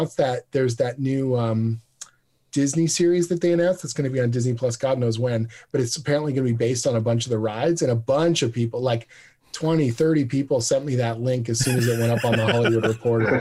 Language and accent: English; Canada; we're all Canadian